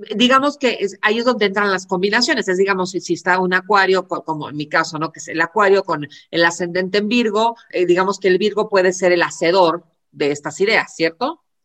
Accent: Buenos Aires, Argentina; yo nací a las diez y cuarto de la noche de Buenos Aires el 28 de enero

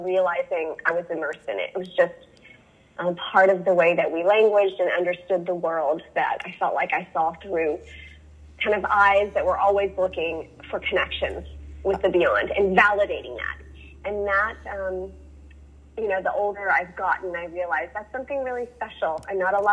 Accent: the Bible Belt, United States; I grew up in the Bible Belt

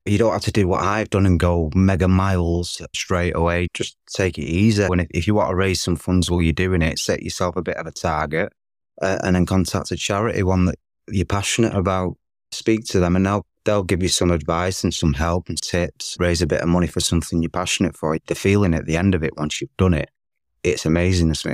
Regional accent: Manchester, North West England, United Kingdom; As soon as I got back to Manchester, my hometown

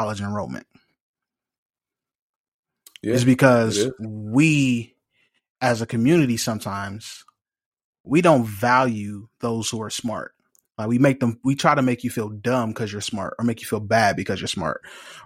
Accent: Los Angeles, California, United States; from South Central LA Compton

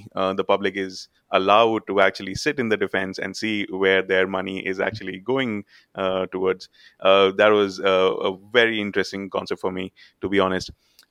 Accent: Kanpur, Uttar Pradesh, India; moved away; being an Indian, and I remember he talking about that I am from Kanpur.

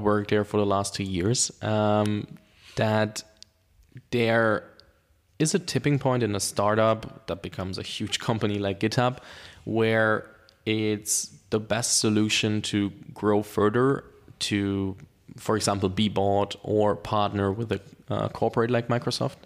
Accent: Germany; English is a second language; I'm from Germany and I went through the German, uh, school system

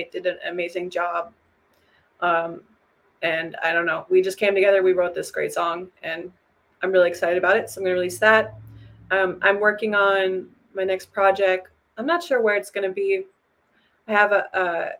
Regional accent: Minneapolis, Minnesota, United States; I'm like from Minneapolis

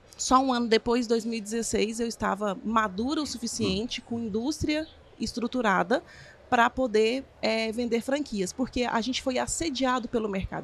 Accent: Goiânia, Goiás, Brazil; eu sou de Goiânia, sou chefe de cozinha

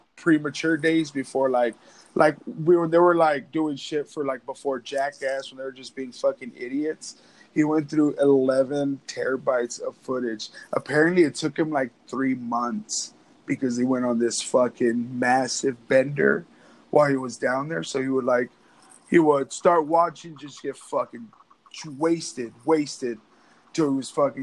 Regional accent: Pecos, Texas, United States; moved away; back at home, I'm from West Texas, from Pecos, Texas.

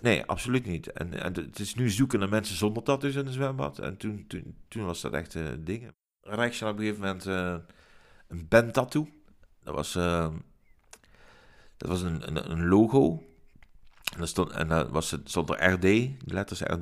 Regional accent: Maastricht, Limburg, Netherlands; Geboren en getogen in Maastricht, in, in de binnenstad

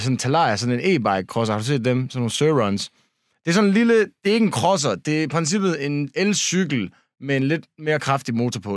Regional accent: Denmark; vi er de eneste danskere

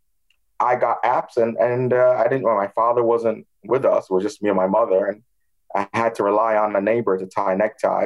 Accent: Toronto, Ontario, Canada; also born or lived in Ghana; So I grew up in Toronto, Canada. I was born in the West African country of Ghana.

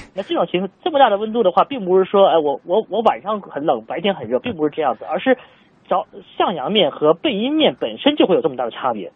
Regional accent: China; 我们中国人

